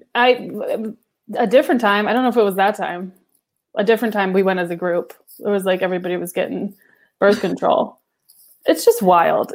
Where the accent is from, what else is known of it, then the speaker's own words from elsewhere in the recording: the South, United States; I'm from the South and I grew up around a lot of them